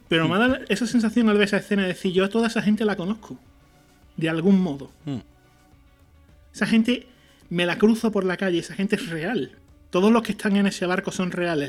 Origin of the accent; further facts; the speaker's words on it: Seville, Andalusia, Spain; Nosotros somos andaluces, somos de Sevilla